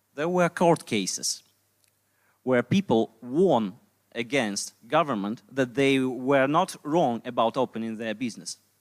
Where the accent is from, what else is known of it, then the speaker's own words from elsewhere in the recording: Belarus; English is a second language; moved away as an adult; now in Poland; I'm libertarian from Belarus. Uh, I moved to Poland about uh, two and a half years ago